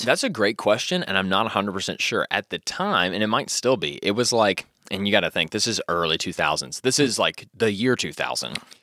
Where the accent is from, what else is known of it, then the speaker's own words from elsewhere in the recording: Louisville, Kentucky, United States; I grew up around Iroquois Park. Iroquois Park was kind of my stomping grounds area